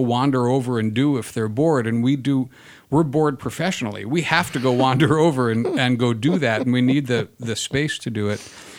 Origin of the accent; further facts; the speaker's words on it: New York, United States; moved away as an adult; now in San Diego, United States; I'm from New York originally. I came out here in 2009.